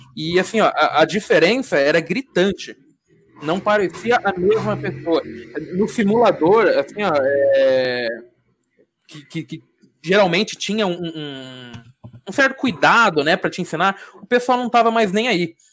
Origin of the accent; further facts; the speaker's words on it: Diadema, São Paulo, Brazil; eu sou de São Paulo, sou de Adema